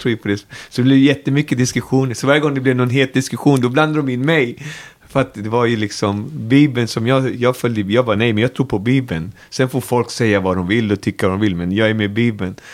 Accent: Botkyrka, Stockholm County, Sweden; Alby är min by i världen, där jag trivs och lever och är uppväxt

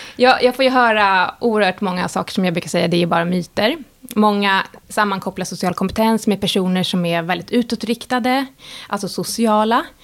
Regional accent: Sweden; som svensk

